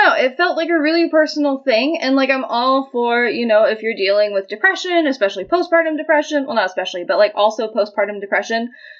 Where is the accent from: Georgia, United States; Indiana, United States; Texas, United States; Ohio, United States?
Georgia, United States; moved away; Yeah. So, you know, my shame in saying that I'm from Georgia is a little better.